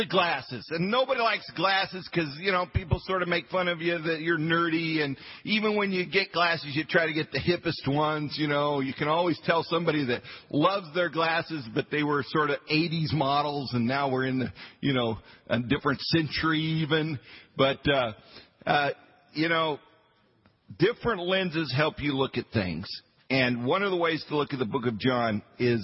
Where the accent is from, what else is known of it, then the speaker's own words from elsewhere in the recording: Western Colorado, United States; I was a hick from Western Colorado